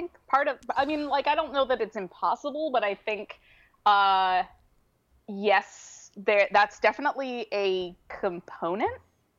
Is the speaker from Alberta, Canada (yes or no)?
yes; Alberta, Canada; moved away; also born or lived in West Coast, Canada; I'm a West Coaster at this point. I grew up in Alberta.